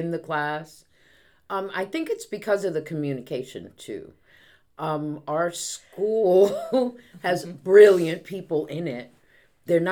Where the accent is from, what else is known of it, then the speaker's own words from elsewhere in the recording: New York, United States; now in Wichita, United States; New York, which is my hometown